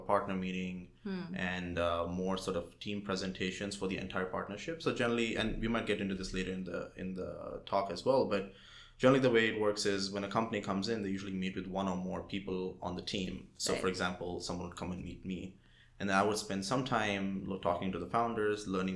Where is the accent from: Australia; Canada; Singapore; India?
India; moved away as an adult; now in United States; So I was born and raised in India. I came to the United States for undergrad